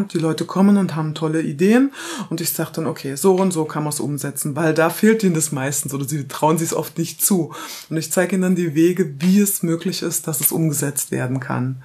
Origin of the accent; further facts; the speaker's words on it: Halle, Saxony-Anhalt, Germany; ich bin geboren in Halle an der Saale, das ist in Sachsen-Anhalt. Bin da quasi dann bis zu Wendezeiten aufgewachsen.